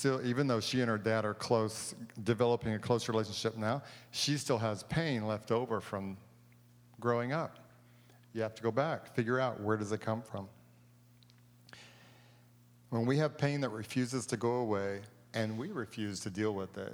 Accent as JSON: {"language": "English", "region": "Texas", "country": "United States", "said": "I'm from Texas"}